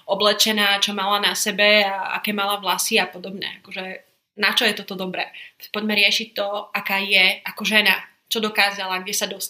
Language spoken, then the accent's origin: Slovak; Košice, Košice Region, Slovakia; also born or lived in London; Milujem Bratislavu, milujem Prahu, ale Košice sú domov. Vyrastala som tu a som rada